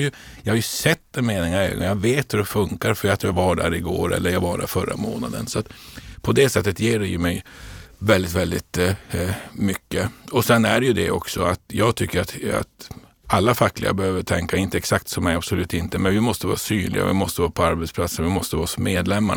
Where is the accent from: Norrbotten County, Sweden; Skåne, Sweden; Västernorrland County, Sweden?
Norrbotten County, Sweden; Luleå; moved away as an adult; now in Stockholm, Sweden; jag är född och uppvuxen uppe i Luleå i, i Norrbotten